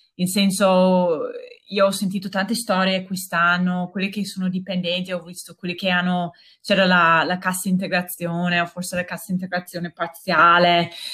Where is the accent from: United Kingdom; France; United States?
United States; Italian is a second language; moved away as an adult; now in Verona, Italy; io sono americana e sono arrivata a Verona quasi dieci anni fa